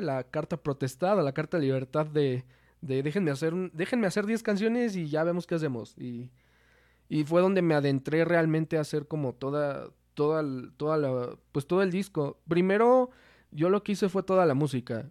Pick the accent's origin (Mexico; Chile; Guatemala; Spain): Mexico; Toluca, State of Mexico; somos de, aquí de Toluca